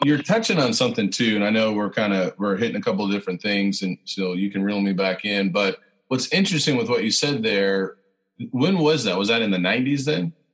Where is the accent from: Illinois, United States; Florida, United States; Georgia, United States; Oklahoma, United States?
Illinois, United States; Central; I was born in Central Illinois